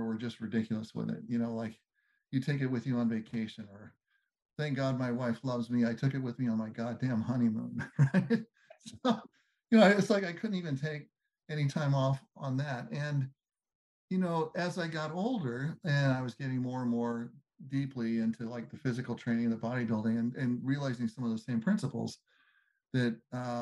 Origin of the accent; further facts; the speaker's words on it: Southern California, United States; growing up in Southern California